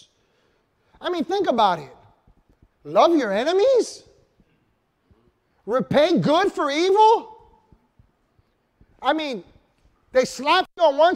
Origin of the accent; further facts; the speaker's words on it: New York, United States; New York